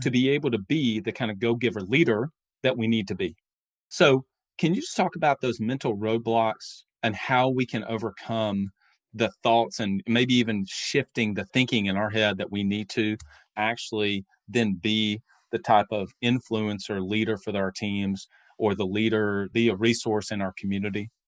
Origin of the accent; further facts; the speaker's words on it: North Alabama, United States; I'm from the South, North Alabama.